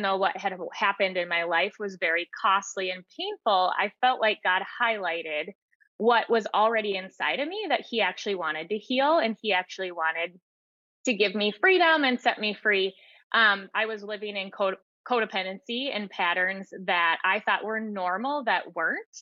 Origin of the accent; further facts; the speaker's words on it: United States; I was raised in the American culture with a fairy tale idealism